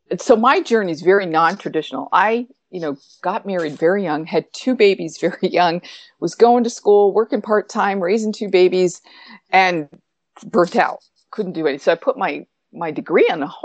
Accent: upstate New York, United States; I lived in upstate New York then. I was 2 hours from New York City

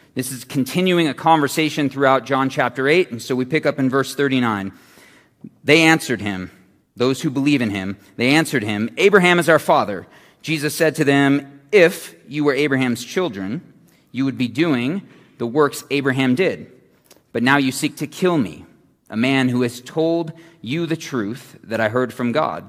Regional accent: Phoenix, Arizona, United States; I'm from Phoenix

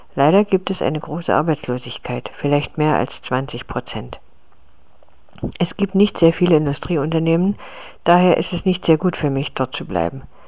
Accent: Litvínov, Ústí nad Labem Region, Czechia; moved away as an adult; Meine Heimatstadt heißt Litwinow.

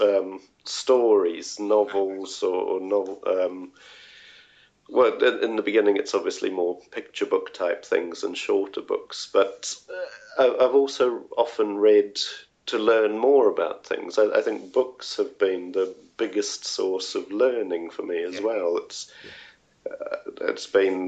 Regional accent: New Zealand; moved away as an adult; now in Sweden; growing up in New Zealand

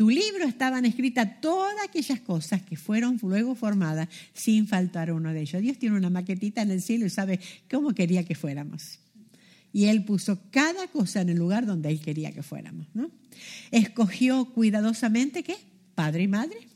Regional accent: Argentina; born there; moved away; Yo nací en Argentina, imagínense cuando yo nací era chica, que iba a soñar que iba a estar en otra parte del mundo. La Argentina está allá al fondo, lo más sur que pueda haber.

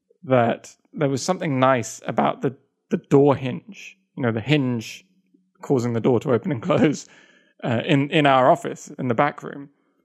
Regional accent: Russia; English is a second language; I'm from Russia. That's one of them. Russia.

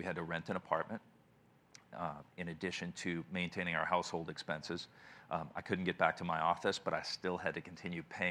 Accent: New Orleans, Louisiana, United States; moved away as an adult; I'm from New Orleans. I moved here in November of 2007

